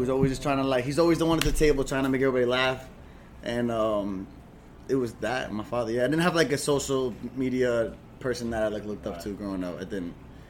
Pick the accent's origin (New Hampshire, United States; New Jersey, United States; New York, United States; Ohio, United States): New Jersey, United States; moved away; also born or lived in Argentina; Jersey. Jersey, and I moved out to Argentina. I spent a lot of time out there growing up.